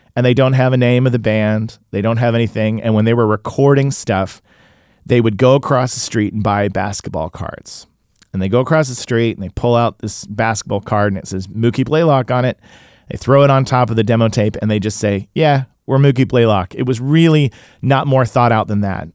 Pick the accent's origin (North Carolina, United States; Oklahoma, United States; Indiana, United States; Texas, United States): Oklahoma, United States; Tulsa; also born or lived in Illinois; now in Los Angeles, United States; I grew up in Tulsa, then lived in Illinois